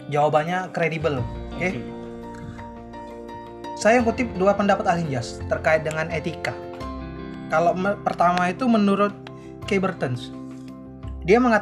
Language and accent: Indonesian; Palembang, South Sumatra, Indonesia; Jangan sampai kalau ketemu orang saya nih, orang Palembang, ketemu orang Jawa. Orang Palembang kan bahasanya agak kasar